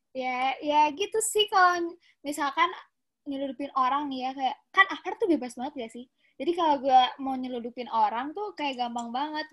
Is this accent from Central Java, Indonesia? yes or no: no; Bandung, West Java, Indonesia; gue asal dari Bandung